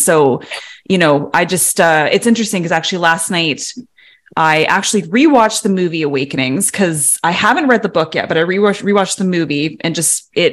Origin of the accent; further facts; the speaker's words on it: Canada; We are Canadian